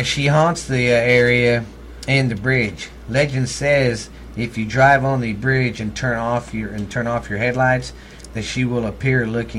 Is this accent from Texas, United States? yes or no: yes; Texas, United States; accent: redneck; That's my accent right there, because I'm from Texas. We talk, every one of us talk like that.